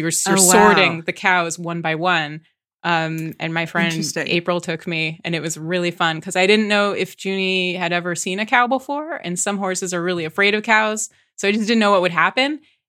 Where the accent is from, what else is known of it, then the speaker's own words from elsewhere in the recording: San Dimas, California, United States; I'm from San Dimas, California, where Bill and Ted's Excellent Adventure was filmed.